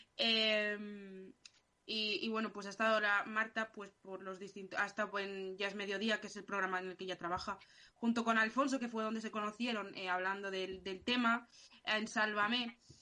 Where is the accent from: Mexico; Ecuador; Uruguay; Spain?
Spain; Alcorcón, Community of Madrid; yo soy de Alcorcón